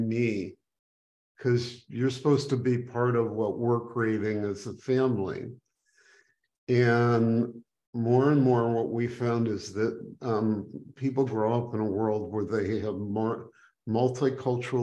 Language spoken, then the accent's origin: English; Skokie, Illinois, United States; I grew up in Skokie, Illinois, which, you know, a little suburb outside of Chicago